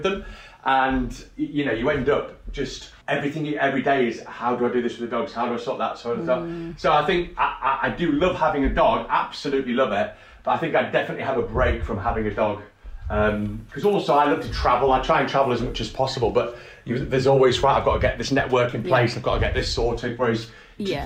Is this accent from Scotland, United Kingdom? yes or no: no; Hull, Yorkshire and the Humber, United Kingdom; I was born in Hull